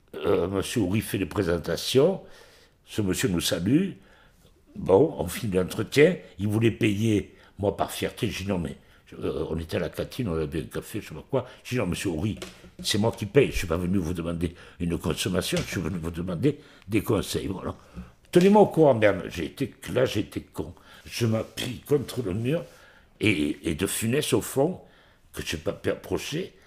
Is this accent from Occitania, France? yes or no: yes; Montpellier, Occitania, France; j'étais de Montpellier